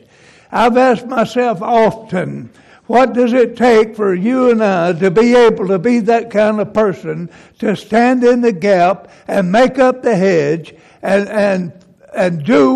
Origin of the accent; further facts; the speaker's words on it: Mississippi, United States; I was raised over in Mississippi